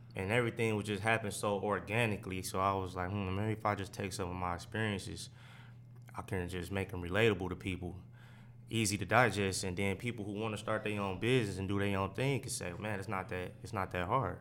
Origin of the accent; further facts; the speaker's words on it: Oak Park, Michigan, United States; also born or lived in Detroit; I grew up in Oak Park.